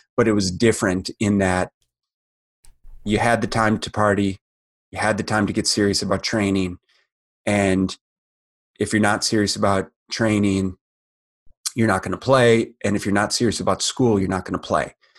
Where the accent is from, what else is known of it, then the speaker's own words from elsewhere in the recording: Minneapolis, Minnesota, United States; I grew up in Minneapolis, Minnesota, and heart of the Midwest